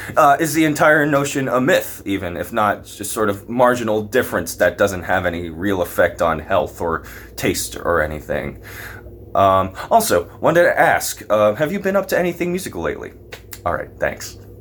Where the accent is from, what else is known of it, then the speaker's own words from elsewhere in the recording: Lehigh Valley, Pennsylvania, United States; I'm also a Pennsylvania native. I'm, I'm from the Lehigh Valley